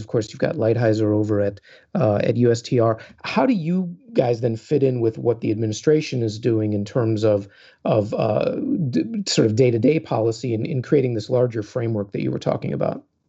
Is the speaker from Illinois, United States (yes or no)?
yes; Chicago, Illinois, United States; as a Chicagoan